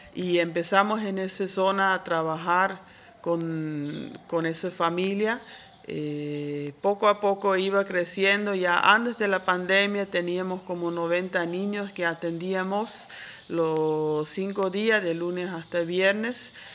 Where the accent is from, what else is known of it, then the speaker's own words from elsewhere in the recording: Switzerland; moved away as an adult; now in Santa Cruz, Bolivia; Yo originalmente soy de Suiza, pero ya vivo aquí desde casi 30 años